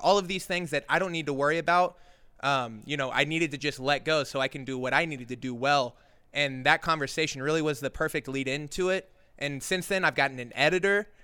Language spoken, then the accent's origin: English; Oklahoma City, Oklahoma, United States; now in Joshua Tree, United States; I haven't been back to Oklahoma, which is where I'm from. I'm from Oklahoma City.